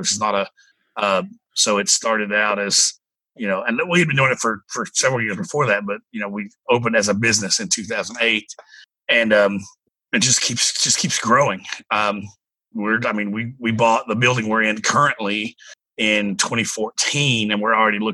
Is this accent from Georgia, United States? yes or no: no; East Tennessee, United States; now in Spring Hill, United States; growing up in East Tennessee and not having a lot of money